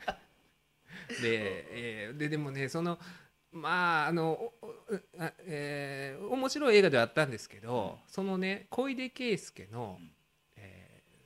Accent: Kansai, Japan

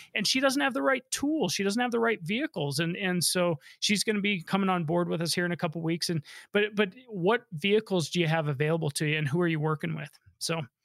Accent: Denver, Colorado, United States; I was born and raised here in Denver

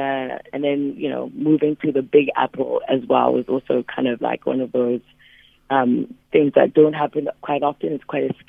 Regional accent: Cape Town, Western Cape, South Africa; now in New York, United States; My background, I grew up in Khayelitsha Township in Cape Town, which obviously most people know.

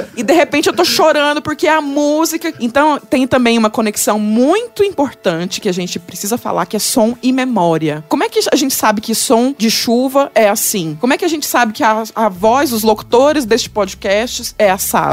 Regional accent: Goiás, Brazil; accent: goiano; now in São Paulo, Brazil; meu sotaque goiano

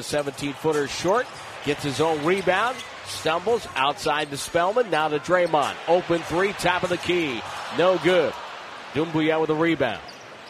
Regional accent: New England, United States; moved away; Growing up in New England as a kid

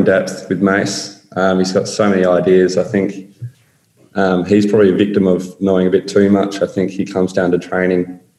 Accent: Australia; geez, I'm an Australian, why is he trying to help me?

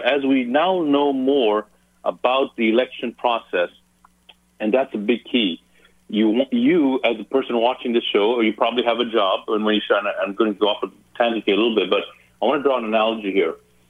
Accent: Ethiopia; born there; moved away; also born or lived in Zambia / Zimbabwe; I'm not born in this country. I didn't grow up in this country. I was born in Africa, and I literally left three countries to get here. So I was born in Ethiopia, then went to Zambia, then went to Zimbabwe.

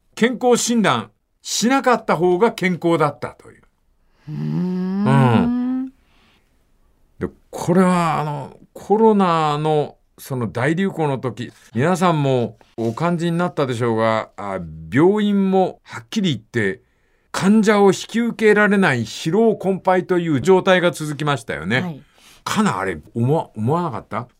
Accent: Fukuoka, Japan; moved away

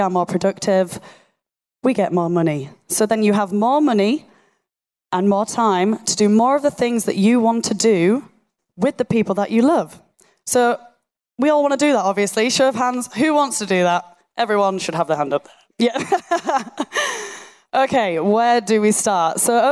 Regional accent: Yorkshire and the Humber, United Kingdom; accent: Yorkshire; my Yorkshire monotone accent

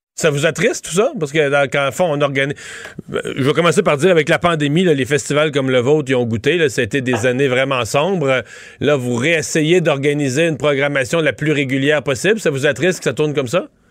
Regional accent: Canada; nous, au Canada

